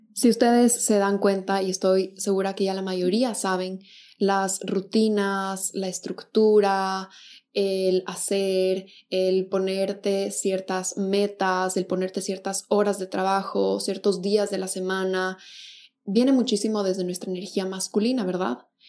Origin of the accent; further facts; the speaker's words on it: Quito, Pichincha, Ecuador; now in Buenos Aires, Argentina; yo soy de Quito, Ecuador, y al momento vivo en Buenos Aires